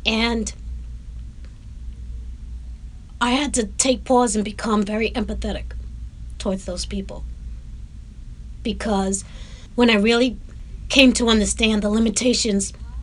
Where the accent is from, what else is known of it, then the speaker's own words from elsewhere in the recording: New York City, New York, United States; moved away as an adult; also born or lived in Los Angeles; I'm from Brooklyn